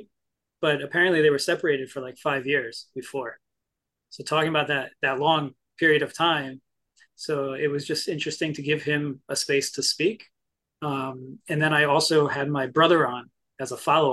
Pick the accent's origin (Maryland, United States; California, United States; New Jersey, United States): New Jersey, United States; I'm from Jersey, but to me, I'm actually from the garden part of the state.